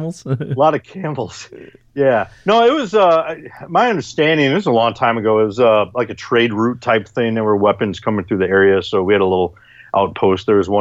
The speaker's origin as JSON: {"language": "English", "region": "Illinois", "country": "United States", "tie": "born there", "said": "This was in Illinois. I was born in Illinois."}